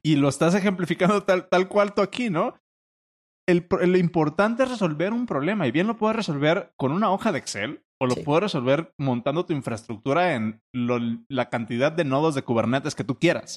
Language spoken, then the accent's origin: Spanish; Mexico; como mexicano